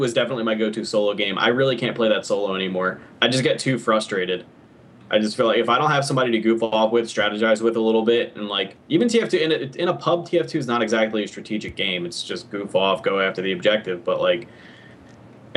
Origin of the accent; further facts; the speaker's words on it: Philadelphia, Pennsylvania, United States; I'm from Philly